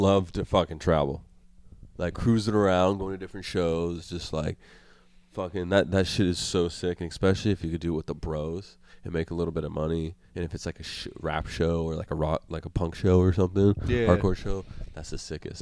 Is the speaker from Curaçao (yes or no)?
no; Colorado, United States; also born or lived in Florida; I moved from Florida to Colorado as a kid